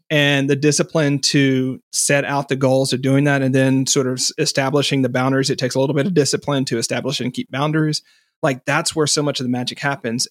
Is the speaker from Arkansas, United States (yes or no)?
yes; Fort Smith, Arkansas, United States; I grew up in Fort Smith, Arkansas, which is right on the, um, western border